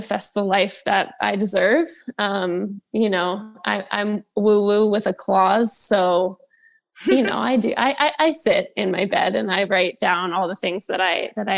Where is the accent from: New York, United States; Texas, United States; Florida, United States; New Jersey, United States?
New York, United States; I'm from New York, so I've experienced the city change quite a bit